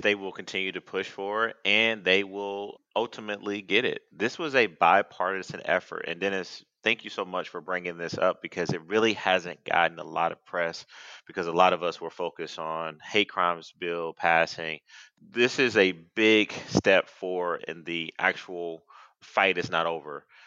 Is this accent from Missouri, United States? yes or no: no; Athens, Georgia, United States; I grew up in Athens